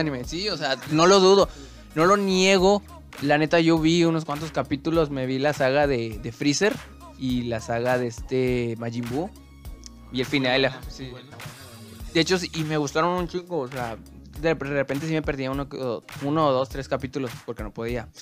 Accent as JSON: {"language": "Spanish", "country": "Mexico", "said": "Yo le digo como mexicano"}